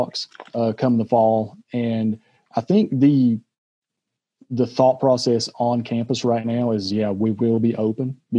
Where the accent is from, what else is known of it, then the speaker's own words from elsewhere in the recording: Dorton, Kentucky, United States; also born or lived in Cincinnati, Ohio; I'm from about 20 minutes outside of Pikeville. I grew up in Dorton, D-O-R-T-O-N, with my accent. Like Darton.